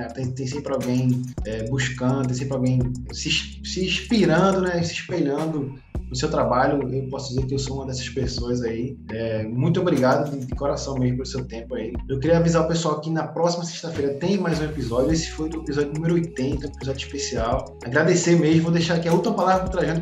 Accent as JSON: {"language": "Portuguese", "town": "Recife", "region": "Pernambuco", "country": "Brazil", "said": "a gente é de Recife"}